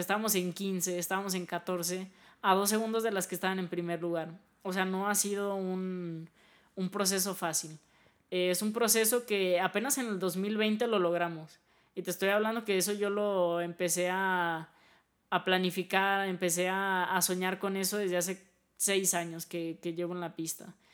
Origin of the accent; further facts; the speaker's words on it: Mexico; nosotros como mexicanos